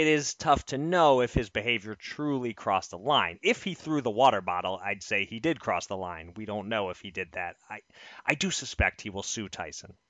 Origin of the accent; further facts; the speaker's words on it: United States; as an American